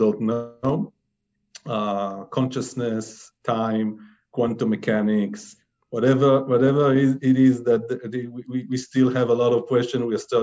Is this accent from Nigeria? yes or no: no; Israel; I'm from Israel